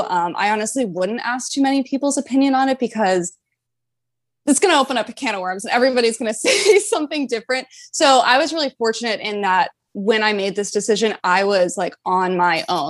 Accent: North Carolina, United States; moved away as an adult; also born or lived in Florida Keys; I'm originally from North Carolina. I grew up in North Carolina. I've lived there my whole life

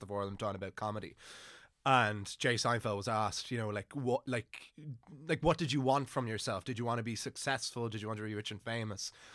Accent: Wicklow, Leinster, Ireland; moved away as an adult; now in Dublin, Ireland; I'm from Wicklow originally, but I didn't have a, an amazing time growing up there

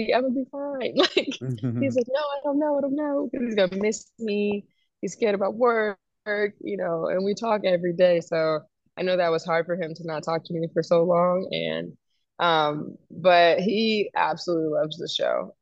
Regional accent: New York, United States; I grew up in New York with my mom

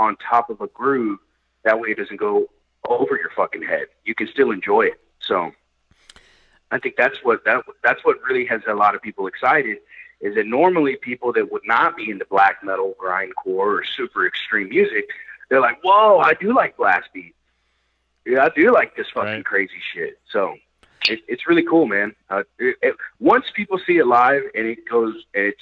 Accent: Fort Worth, Texas, United States; I was born and raised in Fort Worth

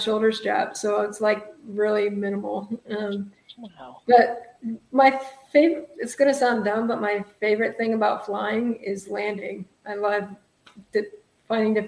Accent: Indiana, United States; moved away as an adult; also born or lived in Illinois / Hawaii; now in California, United States; I grew up in Indiana, went to college in Illinois, and then I bought a one-way ticket to Hawaii

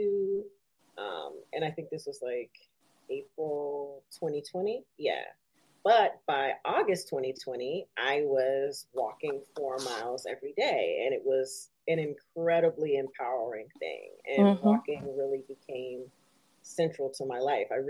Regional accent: Detroit, Michigan, United States; now in New York, United States; I'm 36, so I grew up in Detroit in the 90s

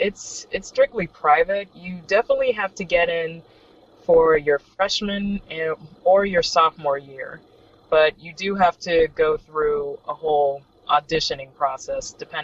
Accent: North Miami Beach, Florida, United States; also born or lived in Hollywood, Florida; now in Miami, United States; I was born in Hollywood, and then I spent a majority of my childhood in North Miami Beach, and then I pretty much moved down here.

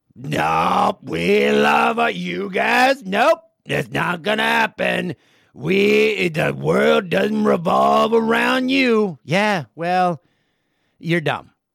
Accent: Peterborough, Ontario, Canada; My hometown, Peterborough

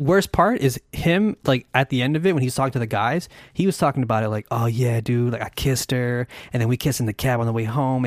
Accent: United States; as an American

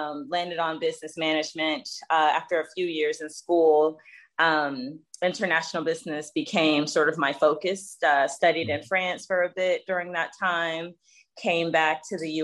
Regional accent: Jacksonville, Florida, United States; I grew up in the South, so Jacksonville, Florida

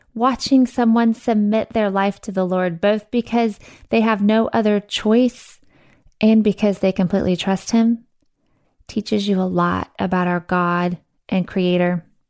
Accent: Missouri, United States; I was born and raised in Missouri.

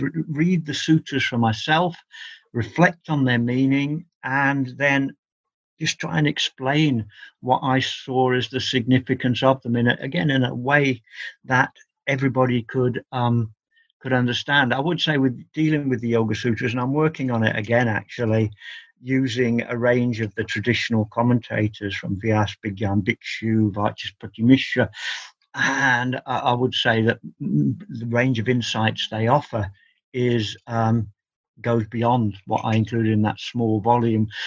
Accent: England, United Kingdom; I've always regarded myself as an Englishman studying an Indian religion

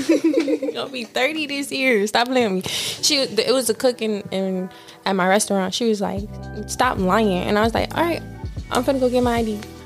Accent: Miami, Florida, United States; I am from Miami. Mm-hmm. Miami, Florida. Born and raised in the county of Dade.

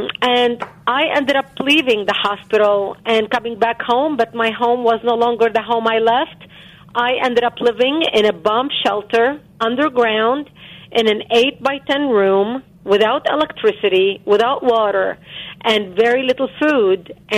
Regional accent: Lebanon; now in United States; born and growing up in Lebanon.

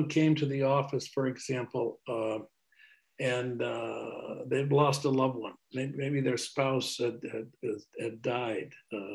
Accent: Brattleboro, Vermont, United States; also born or lived in Burlington, Vermont; I returned to my hometown in Brattleboro that next spring

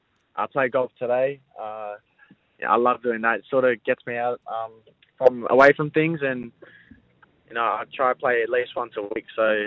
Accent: Sydney, New South Wales, Australia; I pretty much grew up in the Balmain Junior system.

